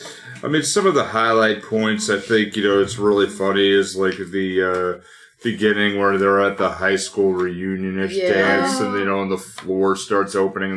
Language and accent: English; Fall River, Massachusetts, United States; He goes, "Where are you from?" And I don't know, Fall River, Massachusetts.